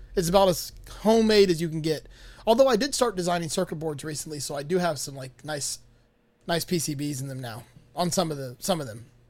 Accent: Miami, Florida, United States; I'm from Miami, born and raised

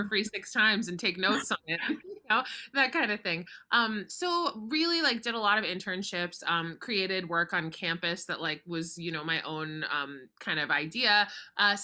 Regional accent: Boca Raton, Florida, United States; I grew up in Boca Raton, Florida, so very far away from Broadway

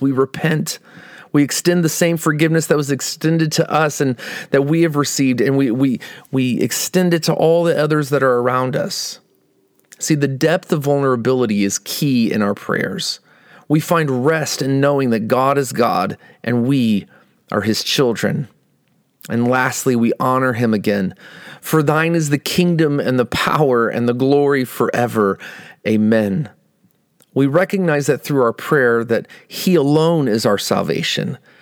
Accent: Midwest, United States; moved away as an adult; also born or lived in Iowa / Texas; now in Northern California, United States; we grew up in the Midwest and spent the majority of our adult lives in Iowa and Texas.

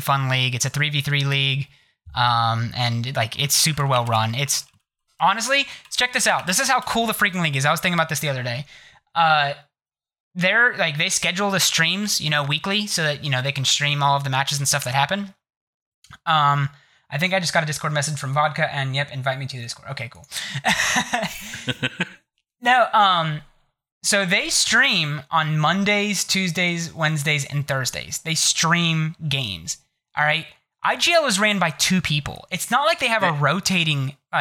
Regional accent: Ohio, United States; I'm from Ohio

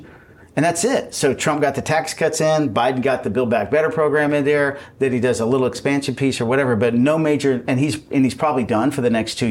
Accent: Texas, United States; I'm from Texas.

